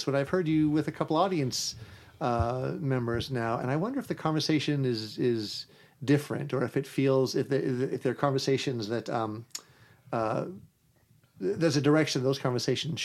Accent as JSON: {"language": "English", "town": "Las Vegas", "region": "Nevada", "country": "United States", "tie": "born or raised there", "said": "somebody who was born in Las Vegas"}